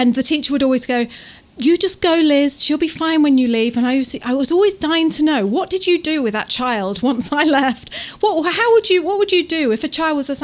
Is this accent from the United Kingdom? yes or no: no; Taranaki, New Zealand; we're from Taranaki, where it's like we are quite rural